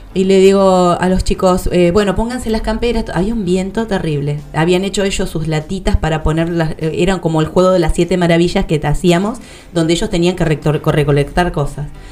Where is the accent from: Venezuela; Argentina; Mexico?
Argentina; Patagonia; somos patagónicos